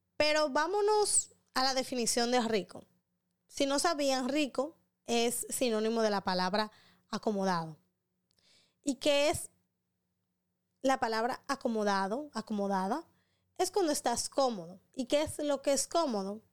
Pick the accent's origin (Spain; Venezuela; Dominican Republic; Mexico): Dominican Republic; un buen dominicano